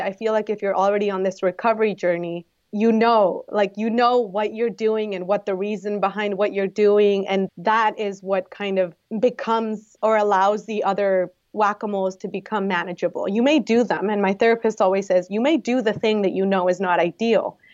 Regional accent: Guadalajara, Jalisco, Mexico; moved away as an adult; now in San Diego, United States; I am originally from Guadalajara in Mexico, but I've been in San Diego for almost ten years.

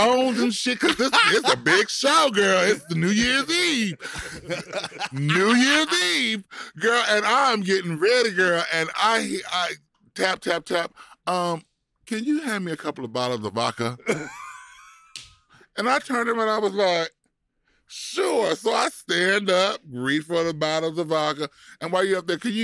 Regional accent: Compton, California, United States; also born or lived in Pacoima, California / Moreno Valley, California; I'm from L.A., right? Yeah, I know I'm from Compton.

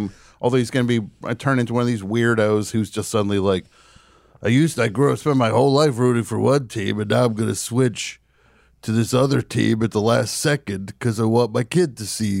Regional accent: Atlanta, Georgia, United States; of course, I'm from Atlanta. I root for the Braves

